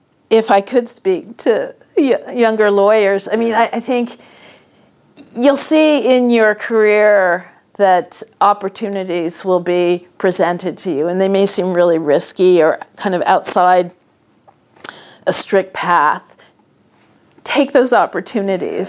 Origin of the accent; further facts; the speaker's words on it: West Coast, United States; moved away; growing up on the West Coast, living half the year on the East Coast, and actually many years full-time on the East Coast